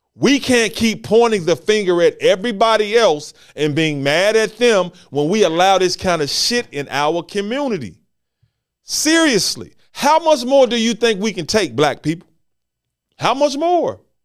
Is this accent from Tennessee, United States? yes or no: yes; Memphis, Tennessee, United States; Here in Memphis, Tennessee, my hometown